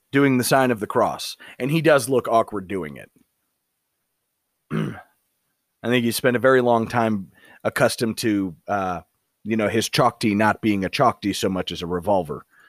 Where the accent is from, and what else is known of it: United States; born or raised there